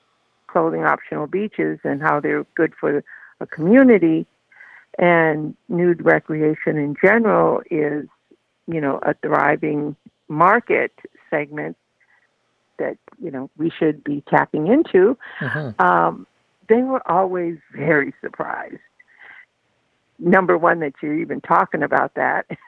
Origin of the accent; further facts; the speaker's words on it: Duluth, Minnesota, United States; I grew up in Duluth, Minnesota.